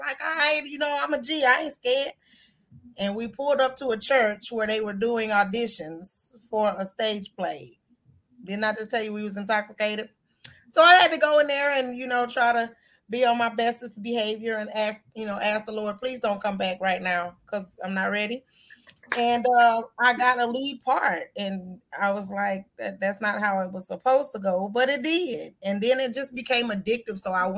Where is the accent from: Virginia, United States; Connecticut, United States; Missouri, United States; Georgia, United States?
Georgia, United States; also born or lived in Oklahoma / Europe; Well, I was born in Oklahoma. I was raised in Europe. I was reared in Georgia.